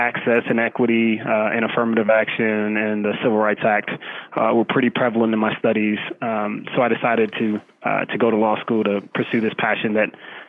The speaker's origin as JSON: {"language": "English", "town": "Arlington", "region": "Texas", "country": "United States", "tie": "born or raised there", "also_born_or_lived": "Brooklyn, New York / Norman, Oklahoma / New York City", "moved": "as an adult", "lives_now": "Dallas, United States", "said": "I was born in Brooklyn, New York, but raised in Arlington, Texas."}